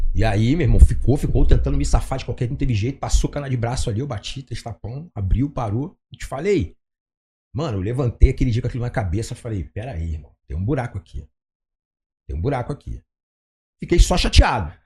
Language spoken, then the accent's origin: Portuguese; Rio de Janeiro, Brazil; Como carioca é muito despojado no jeito de falar